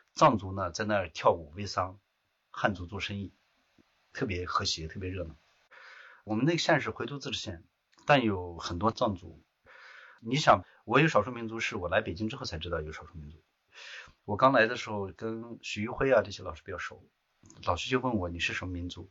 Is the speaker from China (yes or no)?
yes; Qinghai, China; now in Beijing, China; 我出生在青海。怎么说呢？呃，我是在那个崑崙山东段的青山山下长大的